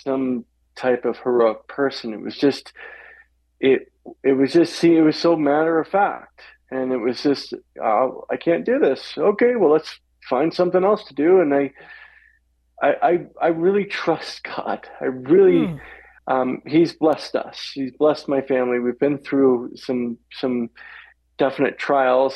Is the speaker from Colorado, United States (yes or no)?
no; Walla Walla, Washington, United States; I'm born and bred in Walla Walla, Washington, so I'm a Northwest boy. And born and raised out there